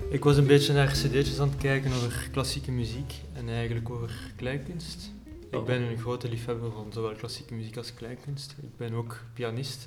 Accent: Herent, Flanders, Belgium; Ik ben van Herent. Ja. Dus net buiten Leuven

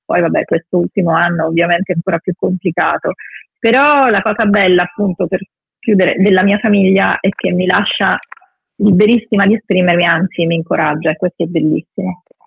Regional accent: Matera, Basilicata, Italy; molte amicizie sono nate nell'infanzia, nella giovinezza, a Matera, moltissime, e sono rimaste sempre

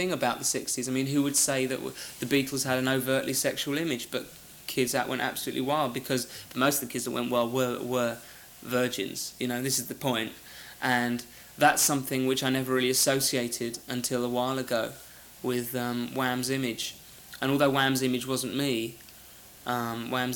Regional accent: England, United Kingdom; I'm English

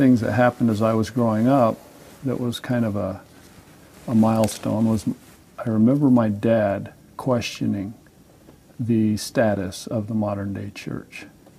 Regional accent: Salt Lake City, Utah, United States; now in Fairview, United States; I was born and raised in Salt Lake City on the avenues.

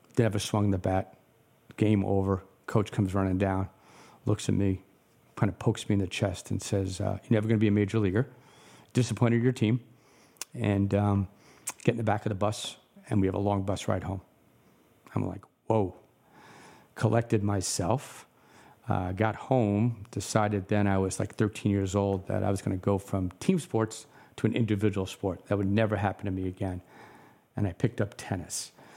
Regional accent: New York City, New York, United States; I was born in New York.

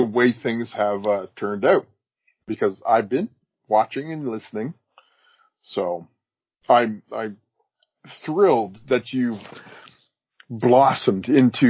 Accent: Canada; also born or lived in Edmonton, Alberta

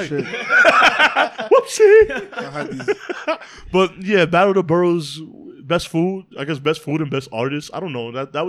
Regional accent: New York City, New York, United States; moved away; your boy's from Harlem, but I reside now in the Bronx.

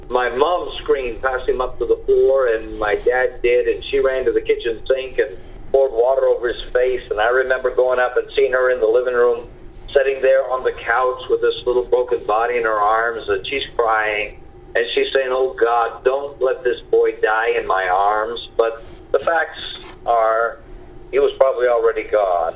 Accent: Caribou, Maine, United States; when I was just a child growing up in Caribou, Maine

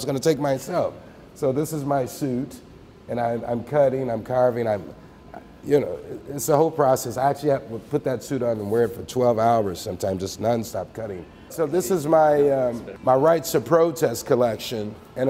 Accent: Chicago, Illinois, United States; now in Las Vegas, United States; And I'm from Chicago and got a little Irish blood.

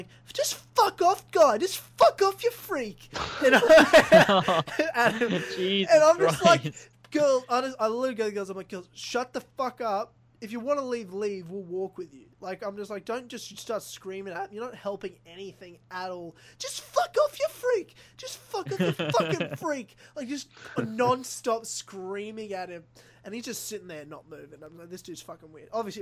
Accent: Brisbane, Queensland, Australia; moved away; thousands of kilometers away from where I grew up in Brisbane

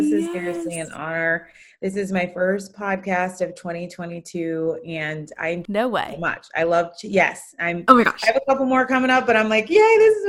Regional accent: Jamaica; also born or lived in Connecticut, United States; now in California, United States; I'm a mama of 3 kiddos, married to Ben. I'm from Jamaica. Ben is from England, and our kids are first generation American.

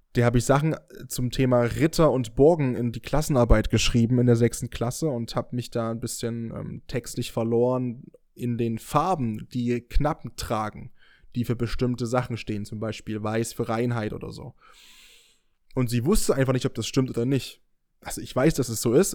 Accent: near Dresden, Saxony, Germany; now in Leipzig, Germany; Ich bin gerade mit dem Auto aus meiner Heimat gekommen, von der Nähe aus Dresden zurück nach Leipzig gefahren

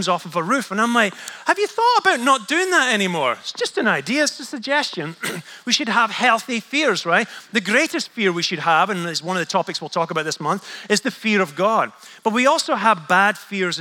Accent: Scotland, United Kingdom; I'm Scottish

